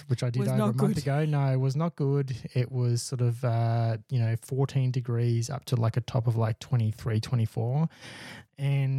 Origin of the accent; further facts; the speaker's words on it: Victoria, Australia; We're from Victoria.